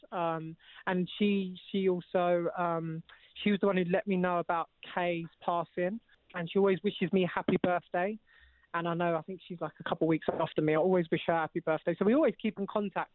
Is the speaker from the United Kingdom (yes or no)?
yes; London, United Kingdom; I'm actually from East London